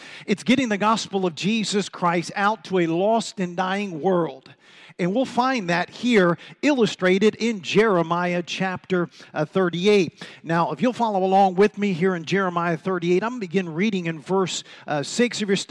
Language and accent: English; Washington, District of Columbia, United States; And believe it or not, I'm originally from this area. I'm from Washington, D.C. It's not my fault, it's my parents' fault, amen? But I'm originally from Washington, D.C.